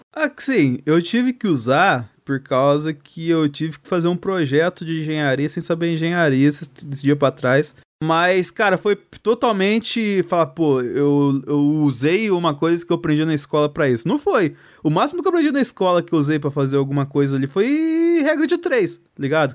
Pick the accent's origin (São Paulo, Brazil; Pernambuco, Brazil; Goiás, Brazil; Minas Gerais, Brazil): Minas Gerais, Brazil; eu sou de Minas Gerais